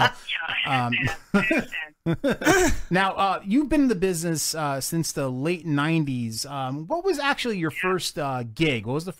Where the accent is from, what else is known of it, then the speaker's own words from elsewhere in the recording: Neptune City, New Jersey, United States; Now, I grew up in Neptune City, which is not too far from Freehold.